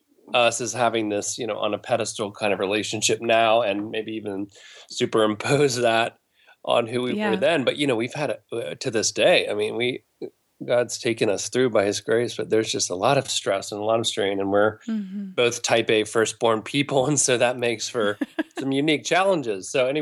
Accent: Alabama, United States; We're both from the Deep South, and I'm from Alabama

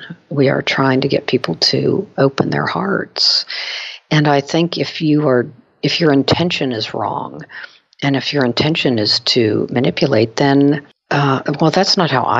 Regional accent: Pittsburgh, Pennsylvania, United States; my hometown of Pittsburgh

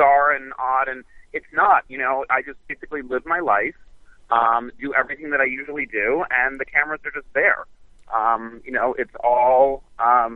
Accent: Boston, Massachusetts, United States; also born or lived in New York City / California; now in Miami, United States; I was born in Boston, and then I moved to New York City.

